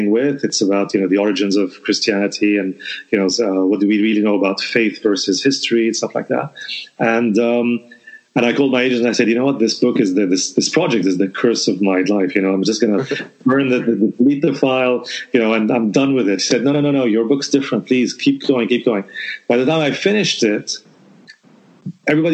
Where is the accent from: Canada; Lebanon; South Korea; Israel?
Lebanon; I come from Lebanon, so I come from a country